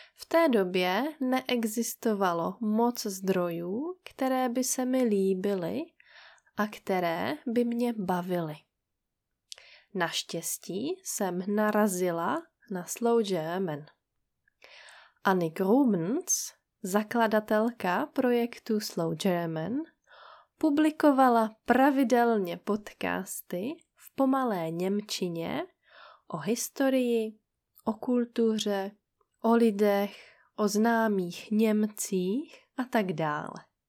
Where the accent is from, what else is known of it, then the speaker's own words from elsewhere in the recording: Czechia; moved away as an adult; also born or lived in Brest, France; žili jenom tři Češky. Z nich jedna jsem byla já.